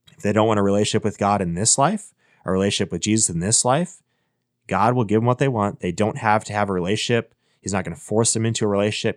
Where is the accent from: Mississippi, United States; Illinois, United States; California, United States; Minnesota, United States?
Minnesota, United States; I was born in Minnesota